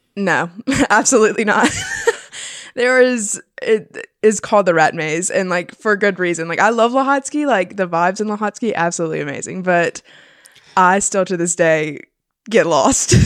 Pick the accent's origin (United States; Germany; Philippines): United States; Florence, South Carolina; I'm from Florence, South Carolina.